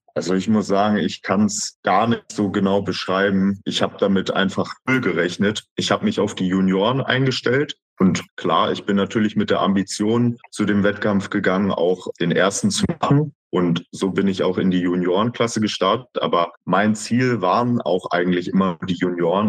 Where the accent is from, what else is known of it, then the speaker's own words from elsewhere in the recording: Berlin, Germany; ich komme ja aus Berlin, dass ich dort halt ein Einzelstudio, nämlich die XXXL Schmiede, gefunden habe und dort halt mit 14 schon im Studio anfangen konnte zu trainieren